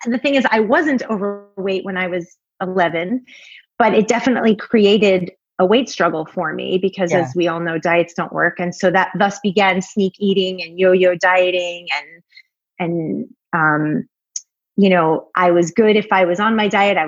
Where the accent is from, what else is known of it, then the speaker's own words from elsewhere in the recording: Long Island, New York, United States; I grew up on Long Island